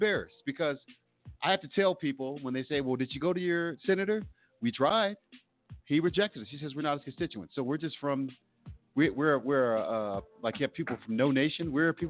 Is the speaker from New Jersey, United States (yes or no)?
no; Colorado, United States; Well, I'm from Colorado. We're all from Colorado.